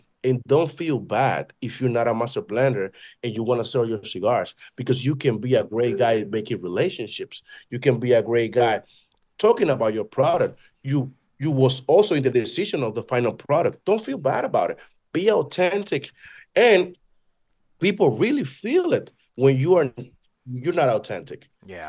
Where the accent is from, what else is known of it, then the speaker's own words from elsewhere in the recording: Dominican Republic; And I am from Dominican Republic. I look like one.